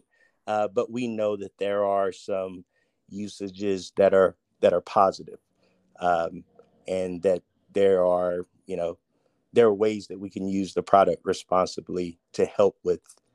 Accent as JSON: {"language": "English", "town": "Crofton", "region": "Kentucky", "country": "United States", "tie": "born or raised there", "moved": "as an adult", "said": "I'm born and raised in Kentucky, specifically Crofton, Kentucky, a small town"}